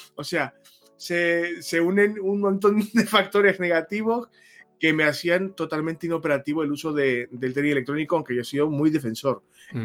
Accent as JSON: {"language": "Spanish", "country": "Spain", "said": "en este país somos como somos"}